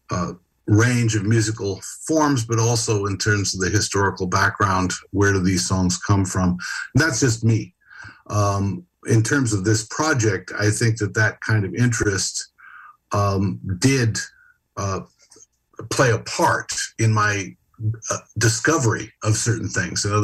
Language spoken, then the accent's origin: English; San Francisco, California, United States; I was born and raised in San Francisco and spent most of my life there